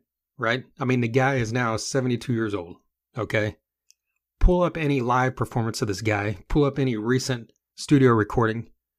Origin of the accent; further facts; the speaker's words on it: Oklahoma, United States; Yeah, I'm actually from Oklahoma, and I'm going to be traveling down for the show.